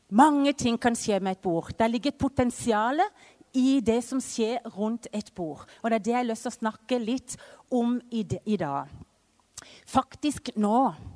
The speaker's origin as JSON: {"language": "Norwegian", "town": "Vennesla", "region": "Agder", "country": "Norway", "tie": "born or raised there", "also_born_or_lived": "Mexico", "moved": "as an adult", "lives_now": "Culiacán, Mexico", "said": "så er jeg jo født og oppvokst i Vennesla"}